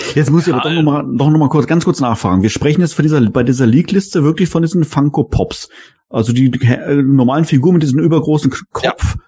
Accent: Germany; als ähm, Deutscher, als Europäer

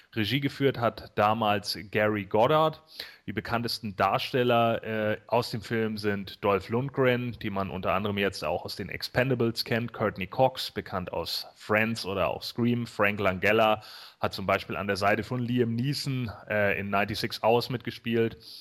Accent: Germany; Bei uns in Deutschland

